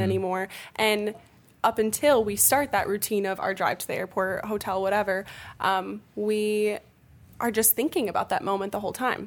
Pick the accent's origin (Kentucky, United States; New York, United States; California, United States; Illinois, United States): Illinois, United States; moved away; my hometown back in Illinois